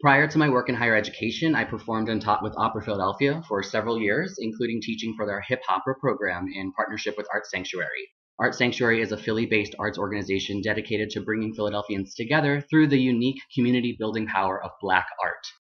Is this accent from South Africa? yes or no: no; Colombia; born there; I am adopted from Colombia. I'm an indigenous Latinx person.